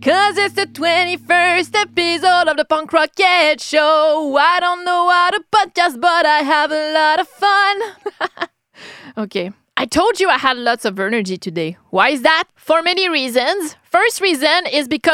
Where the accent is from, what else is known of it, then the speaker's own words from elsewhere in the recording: Quebec City, Quebec, Canada; accent: French-Canadian; English is a second language; I'm from Quebec City, Canada. I'm French-Canadian, that's why I have this accent